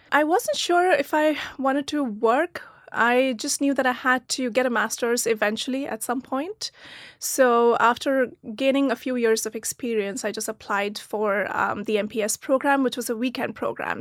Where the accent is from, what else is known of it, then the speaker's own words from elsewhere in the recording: Pune, Maharashtra, India; moved away as an adult; also born or lived in Meerut, India / Germany; now in United States; I was born in a small town called Meerut, um, in the north of India, but I grew up in Pune, which is near Mumbai.